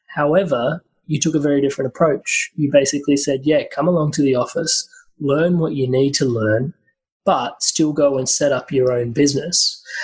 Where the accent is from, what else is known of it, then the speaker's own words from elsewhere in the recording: India; being Indian